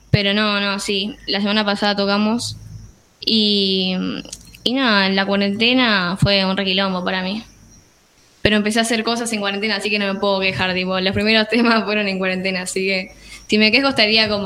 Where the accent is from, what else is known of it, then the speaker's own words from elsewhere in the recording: La Plata, Buenos Aires Province, Argentina; Eh, soy de La Plata, así que nada, eso era por lo que decía un viajecito, tipo.